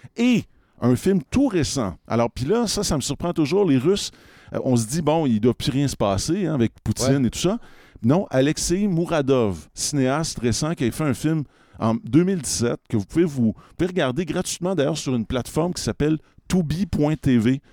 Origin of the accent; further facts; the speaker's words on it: Quebec, Canada; en tant que Québécois